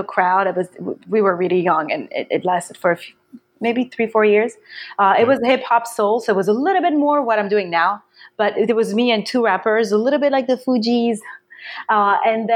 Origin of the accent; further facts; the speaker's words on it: Paris, Île-de-France, France; moved away as an adult; now in Brooklyn, United States; I grew up in Paris.